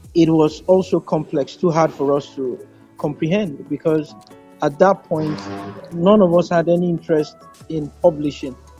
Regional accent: Kano, Kano State, Nigeria; I was born in Kano. I can speak Hausa fluently.

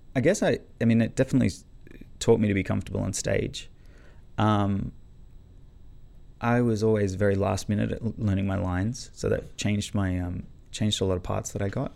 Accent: Canberra, Australian Capital Territory, Australia; now in Melbourne, Australia; I grew up in Canberra, um, but I moved to Melbourne

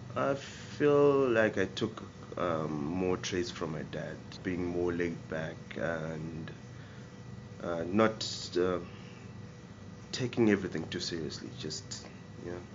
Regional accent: Kwekwe, Midlands, Zimbabwe; moved away as an adult; now in Greyton, South Africa; I was born in Kwekwe in Zimbabwe uh, on the 14th of August in 1986.

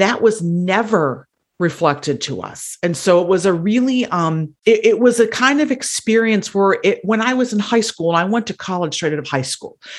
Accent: Wisconsin, United States; now in Cook County, Illinois, United States; I am originally from Wisconsin

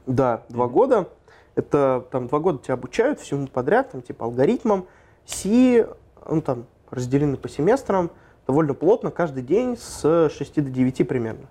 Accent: Moscow Oblast, Russia; я сам из Подмосковья.

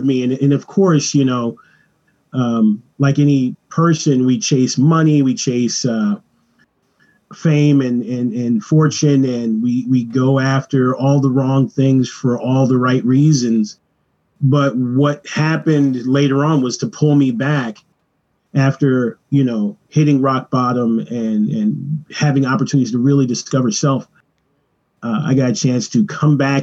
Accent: Los Angeles, California, United States; I was born in Venice Beach, California

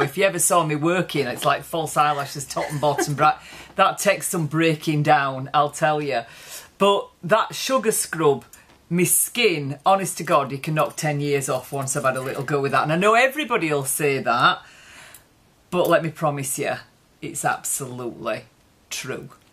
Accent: Yorkshire and the Humber, United Kingdom; So where we come from, this part of Yorkshire, it's quite gritty

